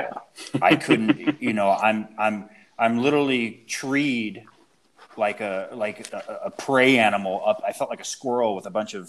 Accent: West Coast, United States; moved away; I grew up hunting on the West Coast

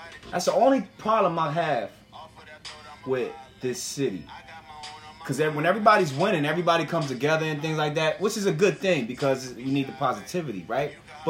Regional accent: Camden, New Jersey, United States; from my experience growing up in Camden

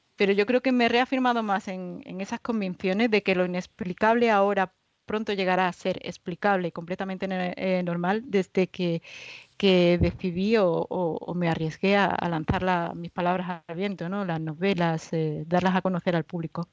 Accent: Málaga, Andalusia, Spain; soy malagueña, andaluza

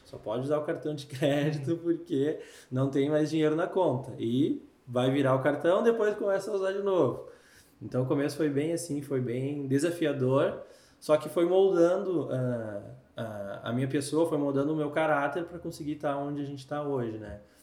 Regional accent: Canoas, Rio Grande do Sul, Brazil; moved away as an adult; now in Recife, Brazil; sou gaúcho, 31 anos, morador de hum. Canoas, Canoas na veia, sabe? Canoense

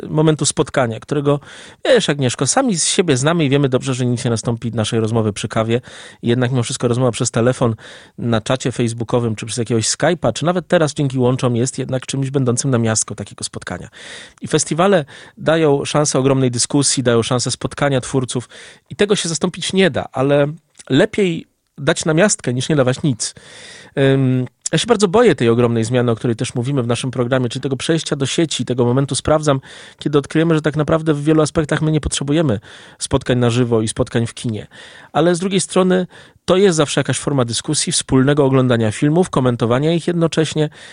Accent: Lublin, Lublin Voivodeship, Poland; Jako dumny lublinianin

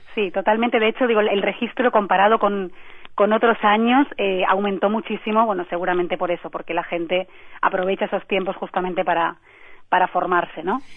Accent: Spain; digo yo como española

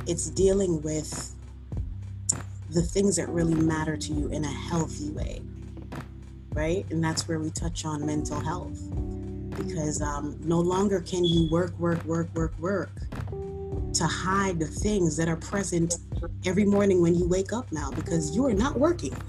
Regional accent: New York City, New York, United States; I am a city girl, born and raised in the Bronx

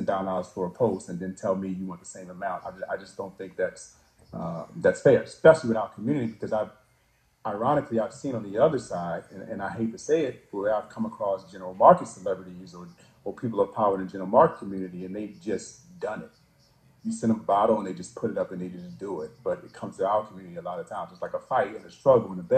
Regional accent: Baltimore, Maryland, United States; we're both from Baltimore

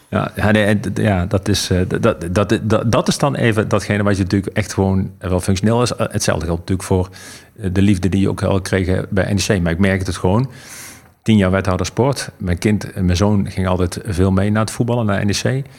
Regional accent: Eindhoven, North Brabant, Netherlands; moved away; toen ik nog in Eindhoven woonde

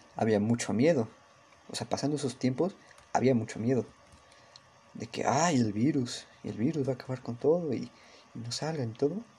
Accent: Mexico City, Mexico; Soy mexicano, soy de México, de la ciudad

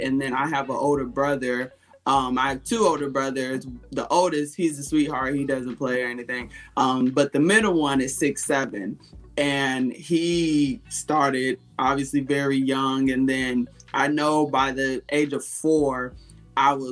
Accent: Kenosha, Wisconsin, United States; I'm from Wisconsin

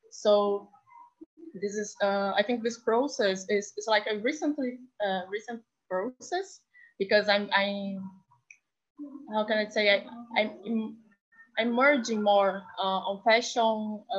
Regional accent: Rio de Janeiro, Brazil; I'm from Brazil, Rio de Janeiro, and I'm a, an artist, multimedia artist and designer

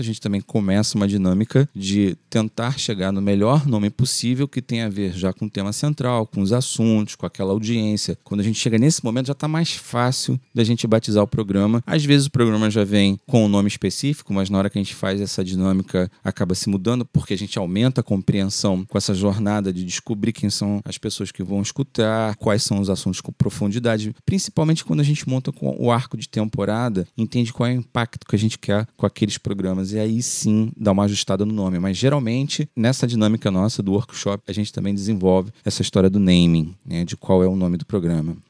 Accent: Rio de Janeiro, Brazil; do Complexo do Alemão, que por um acaso é o lugar onde eu nasci e fui criado. Só saí de lá para casar

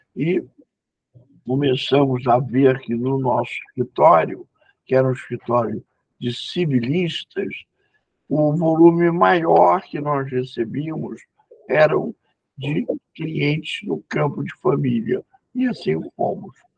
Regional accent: Rio de Janeiro, Brazil; a família de mãe é paulista, e eu sou carioca

